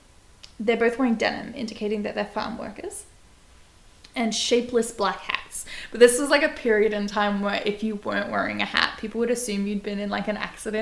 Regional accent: New Jersey, United States; When I was a kid in New Jersey

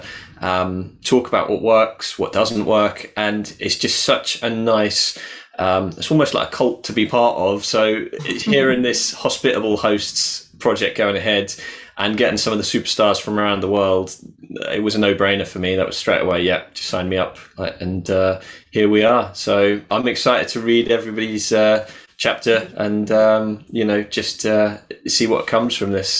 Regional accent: Norwich, East of England, United Kingdom; I am from Norwich in the UK.

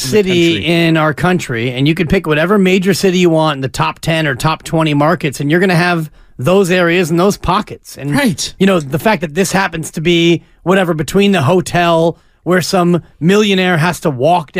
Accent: North Bay, California, United States; I've been coming to the city for, probably 40, 45 years. I grew up in the North Bay, and I've been coming to the city for a long time

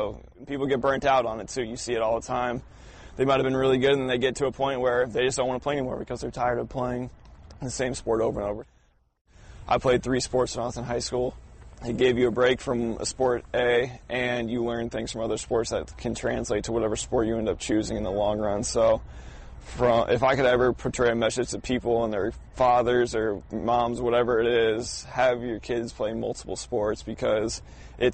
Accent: Illinois, United States; moved away; I grew up in Illinois, so it's a little bit different than Florida.

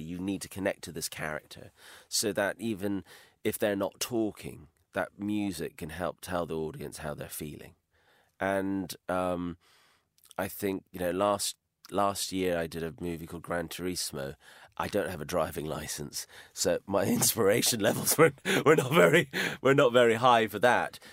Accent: Highlands of Scotland, United Kingdom; moved away; I was brought up in the Highlands of Scotland

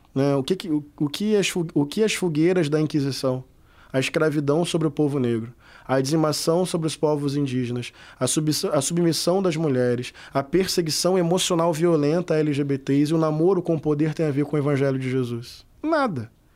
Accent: Brazil; Eu sou brasileiro

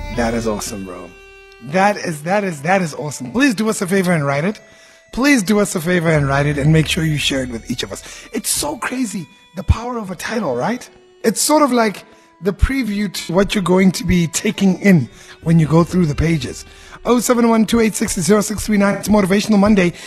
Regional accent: Cape Town, Western Cape, South Africa; I loved and grew up in Mitchell's Plain for more than 30 years.

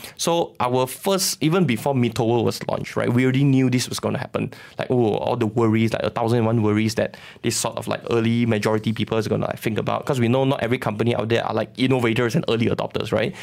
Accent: Sabah, Malaysia; moved away; I'm from Sabah

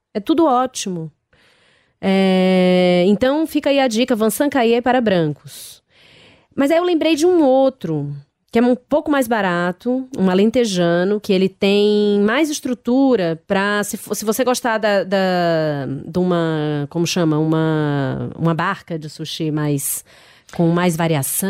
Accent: Ceará, Brazil; come-se muito baião de dois na minha terra

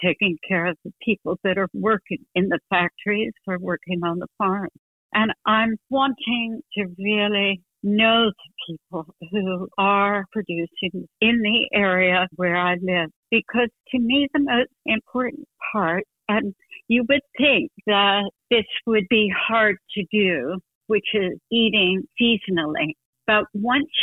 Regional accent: New Jersey, United States; moved away; I grew up in New Jersey in the 50s

